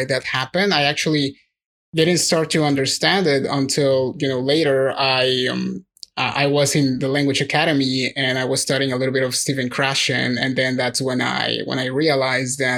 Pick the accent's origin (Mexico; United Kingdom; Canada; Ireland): Mexico; first language Spanish; English is a second language; I'm not a native English speaker. So, you know, like a Mexican English speaker